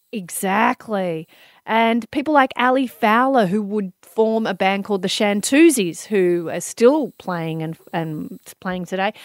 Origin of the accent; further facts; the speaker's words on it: Melbourne, Victoria, Australia; being a girl growing up in Melbourne